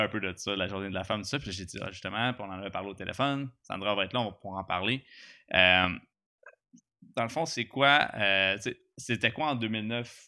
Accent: Gatineau, Quebec, Canada; Je viens de Gatineau, je suis pas un gars d'Armeux

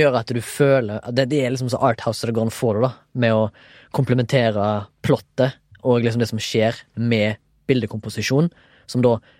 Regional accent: Haugesund, Rogaland, Norway; now in Oslo, Norway; jeg er fra Haugesund, men bor og jobber delvis i Oslo

